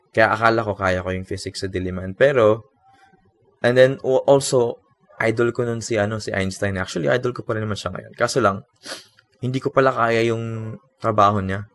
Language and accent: Tagalog; Philippines; Watashi wa Philippine Jin. I am Filipino.